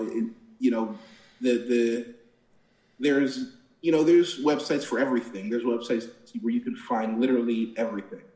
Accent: Plainfield, New Jersey, United States; I'm from a, a, a little town called Plainfield

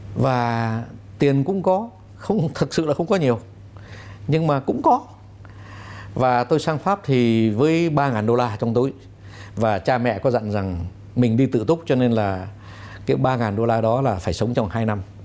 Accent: Vietnam; moved away; also born or lived in France; tôi cũng cảm nhận tôi là người Việt Nam

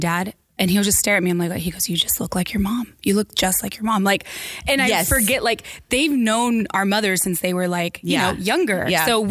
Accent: Washington, United States; I grew up in Washington State, so it was cold in the wintertime

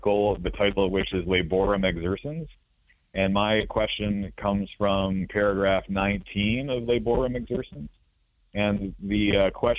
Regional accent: Wisconsin, United States; moved away as an adult; also born or lived in East Coast; now in New York, United States; I grew up in Wisconsin, so I moved out to the East Coast far after that.

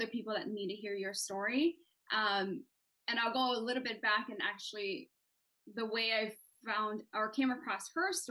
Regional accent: Hawaii, United States; moved away as an adult; also born or lived in Washington State; now in Washington, United States; born and raised in Hawaii and moved out to Washington State in 2000. Right after high school

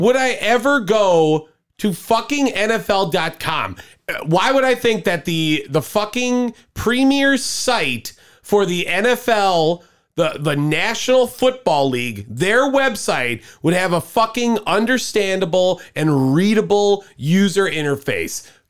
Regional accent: Cudahy, Wisconsin, United States; we're from Cudahy

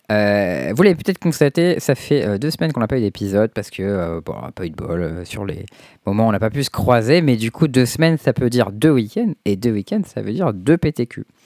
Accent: Tours, Centre-Val de Loire, France; je suis né à Tours.

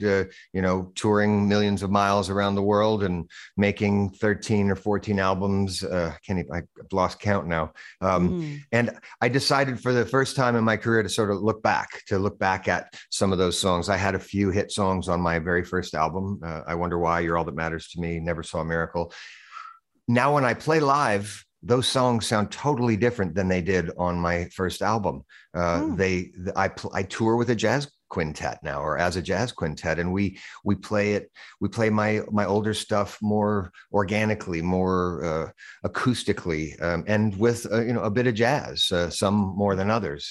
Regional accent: Boise, Idaho, United States; moved away as an adult; also born or lived in New York City; I grew up in Idaho, not that far from Vancouver

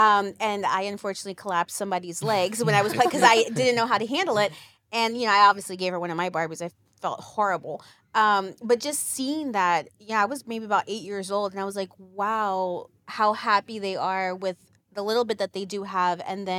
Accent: Philadelphia, Pennsylvania, United States; moved away as an adult; also born or lived in Colombia; now in Houston, United States; Born and raised in Philadelphia.

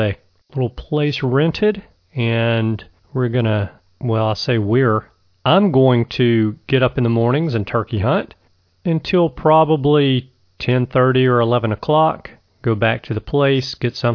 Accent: Alabama, United States; my home state of Alabama

